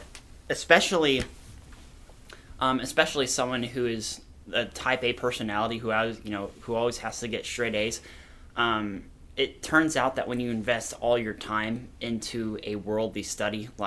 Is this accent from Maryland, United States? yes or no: no; Lincoln, Nebraska, United States; moved away as an adult; now in Kearney, United States; I'm from Lincoln. I moved here to Kearney, last August